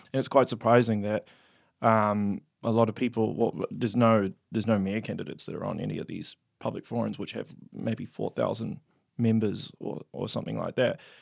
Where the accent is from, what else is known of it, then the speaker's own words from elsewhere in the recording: Auckland, New Zealand; moved away as an adult; now in Hamilton, New Zealand; I was raised in West Auckland